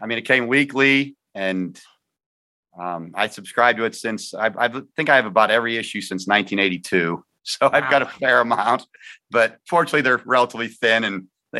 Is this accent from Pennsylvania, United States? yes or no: yes; Punxsutawney, Pennsylvania, United States; I have not moved far from my birthplace. I was born in Punxsutawney and I still live here.